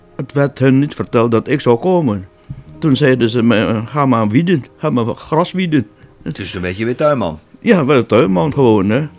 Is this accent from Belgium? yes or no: no; Borong, East Java, Indonesia; moved away as an adult; now in Netherlands; Ik ben daar dus niet geboren, maar in Borong. En daar heb ik mijn, ja, mijn hele jeugd doorgebracht.